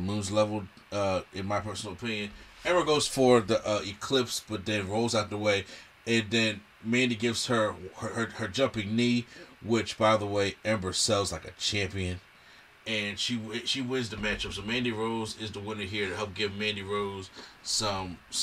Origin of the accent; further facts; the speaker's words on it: Philadelphia, Pennsylvania, United States; my home state, city of Philadelphia